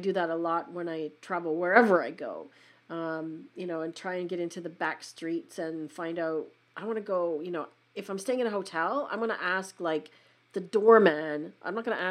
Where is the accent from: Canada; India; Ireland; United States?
Canada; Western Canada; I'm in Canada